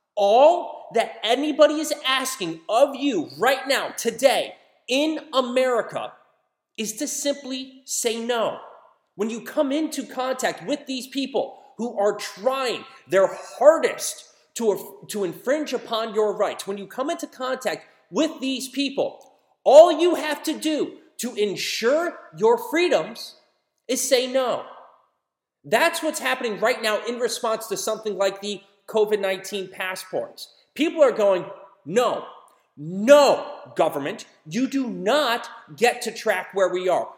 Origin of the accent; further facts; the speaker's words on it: United States; as an American